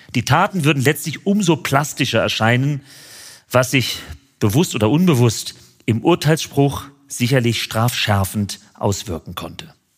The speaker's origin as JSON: {"language": "German", "town": "Frankfurt am Main", "region": "Hesse", "country": "Germany", "tie": "born or raised there", "said": "in meine Heimatstadt Frankfurt am Main"}